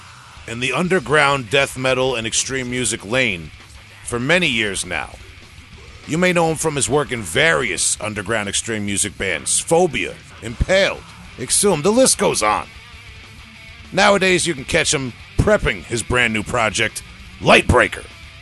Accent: New York, United States; I'm from New York. I can't recognize anybody's accent.

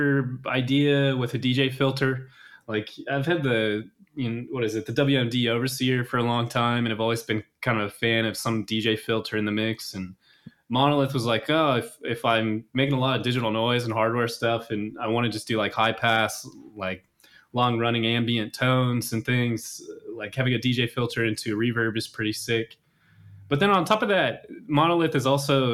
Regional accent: Kansas City, Missouri, United States; moved away as an adult; also born or lived in Chicago; now in Seattle, United States; Midwest born and raised, pretty much grew up in Kansas City all of my

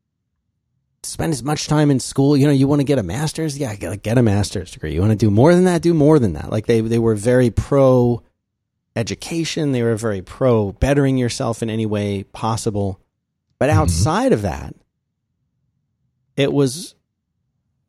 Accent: Philadelphia, Pennsylvania, United States; Where I grew up in Philadelphia

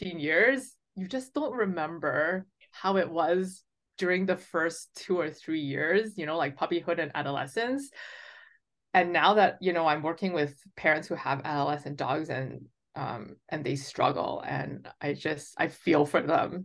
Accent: Vancouver, British Columbia, Canada; I'm from BC. I was born and raised in Vancouver.

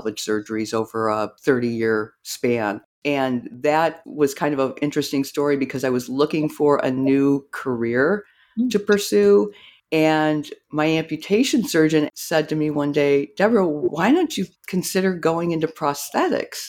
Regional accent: Rockford, Illinois, United States; I grew up in Rockford, Illinois

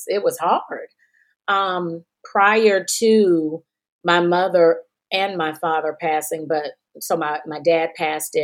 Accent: Georgia, United States; accent: drawl; also born or lived in Texas; my dad being in Georgia, that's where I got this little drawl from. I know I do have that drawl.

